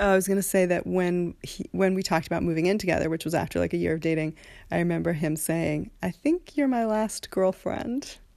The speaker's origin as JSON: {"language": "English", "town": "Haverford", "region": "Pennsylvania", "country": "United States", "said": "We're both from Haverford, just outside of Philly"}